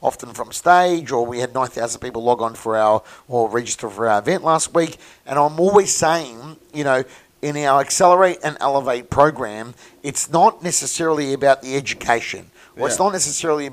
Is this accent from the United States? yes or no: no; Melbourne, Victoria, Australia; from Mooney Ponds, auctioneer and real estate agent